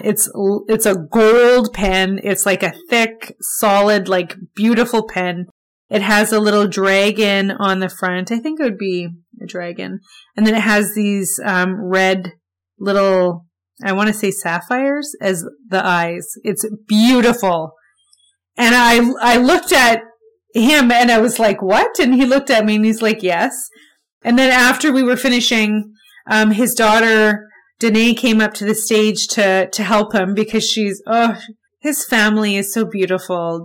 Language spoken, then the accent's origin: English; Winnipeg, Manitoba, Canada; I grew up in Winnipeg, I was born here, I lived here my whole life